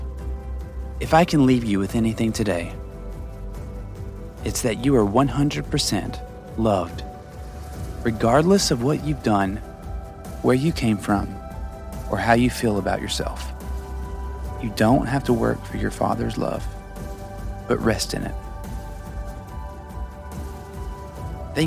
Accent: the Bible Belt, United States; growing up in the Bible Belt

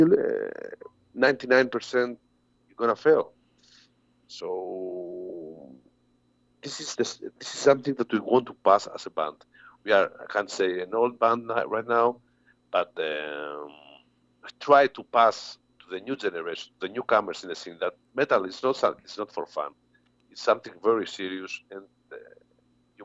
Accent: Greece; all these bands come from my hometown

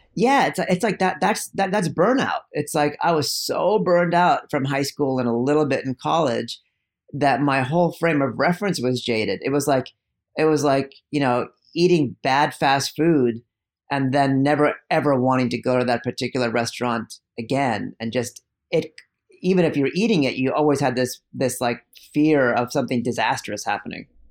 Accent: East Bay, California, United States; also born or lived in India; even though I grew up in the East Bay, I was in a really conservative suburb, um, that bordered the black, been the blackest zip code in the country, East Oakland

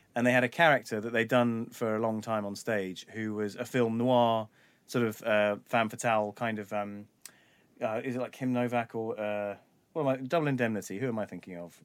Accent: London, United Kingdom; I was a little white kid growing up in North London

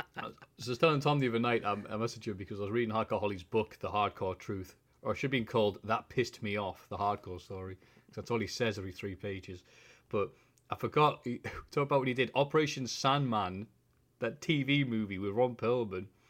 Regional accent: Bishop Auckland, North East England, United Kingdom; I am from Bishop Auckland.

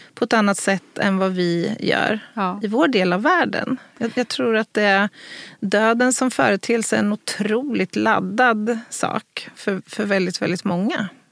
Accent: Örebro, Örebro County, Sweden; här i, i Örebro, i min hemstad

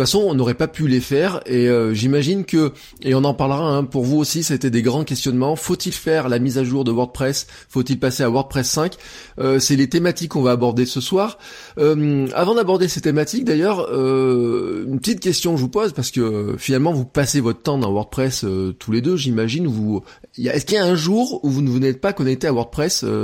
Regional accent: Auvergne-Rhône-Alpes, France; qui est pas tout à fait la France, qui est une partie de la France un peu spéciale, euh, on est presque indépendant, vous savez, nous, dans notre euh, état d'esprit.

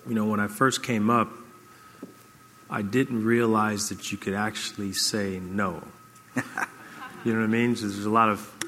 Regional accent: Kalamazoo, Michigan, United States; moved away as an adult; I grew up in Kalamazoo, Michigan

